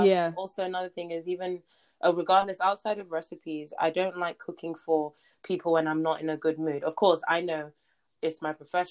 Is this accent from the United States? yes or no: no; Nigeria; I'm Nigerian